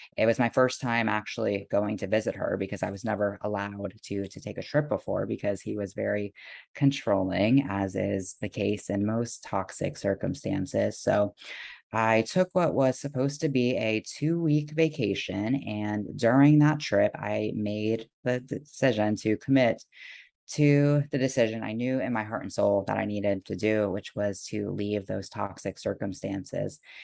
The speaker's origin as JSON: {"language": "English", "region": "South Florida", "country": "United States", "tie": "born or raised there", "moved": "as an adult", "lives_now": "Seattle, United States", "said": "I was born and raised in South Florida"}